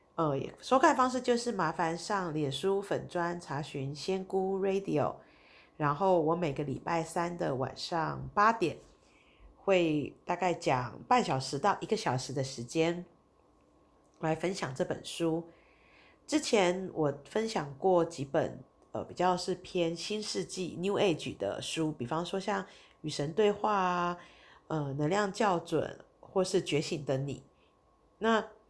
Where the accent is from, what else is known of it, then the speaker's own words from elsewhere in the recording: Taiwan; 我们台湾人其实对佛教是比较熟悉的，对印度教我们是相对是比较陌生的